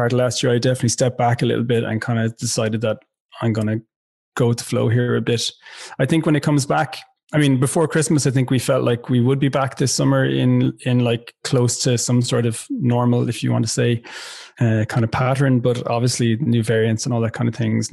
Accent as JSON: {"language": "English", "area": "West Limerick", "region": "Munster", "country": "Ireland", "also_born_or_lived": "Dublin", "moved": "as an adult", "said": "I'm from West Limerick originally. I've lived a lot of my adult life in Dublin."}